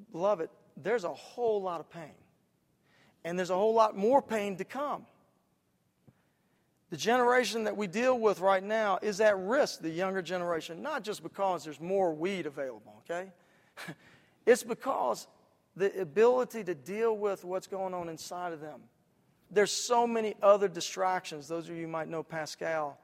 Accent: Atlanta, Georgia, United States; In my hometown, back in Atlanta, where I'm pastoring

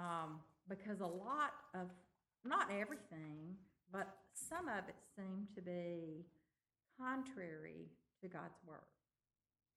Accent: Tupelo, Mississippi, United States; I'm from Tupelo, Mississippi.

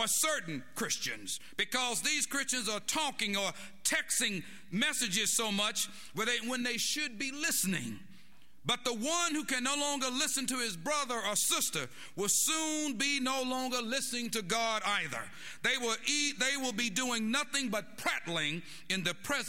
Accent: Waco, Texas, United States; when I was growing up in the Estella Maxi projects here in Waco, Texas

